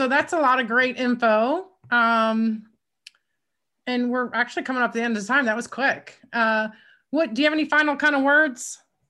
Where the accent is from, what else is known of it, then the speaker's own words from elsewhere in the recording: Philadelphia, Pennsylvania, United States; I mean, I am, like, if I get angry, but, you know, I'm from South Philly.